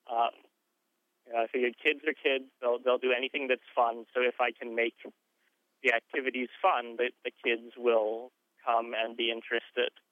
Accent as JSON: {"language": "English", "region": "North Carolina", "country": "United States", "said": "I am from North Carolina"}